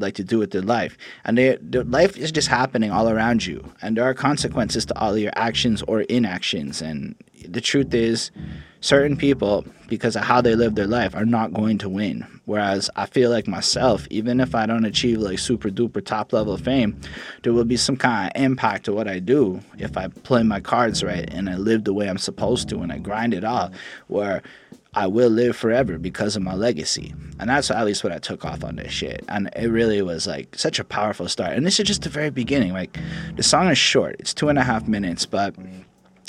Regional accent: Canada; I'm Canadian

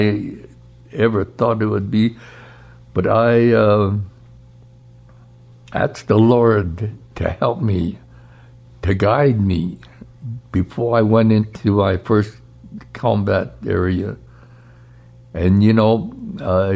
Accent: Gallup, New Mexico, United States; I was born in Gallup, New Mexico, in October 6, 1925

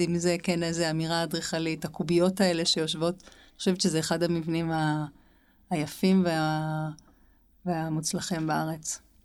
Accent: Jerusalem, Jerusalem District, Israel; אנחנו שתינו גדלנו בירושלים

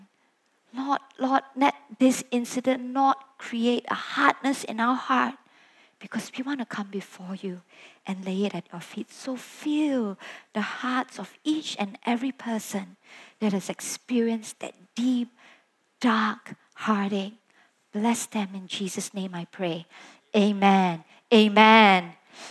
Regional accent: Sabah, Malaysia; moved away as an adult; also born or lived in Kuala Lumpur, Malaysia; I was from Sabah, I came over to study in KL at that point

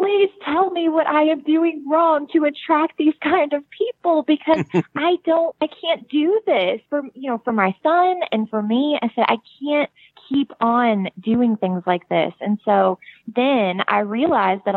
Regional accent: United States; accent: country

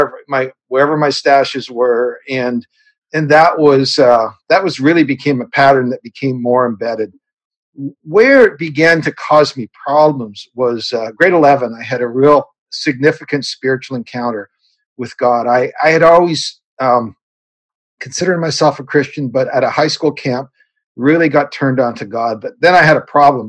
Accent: Canada; I'm a Canadian kid born on a farm up here in Canada

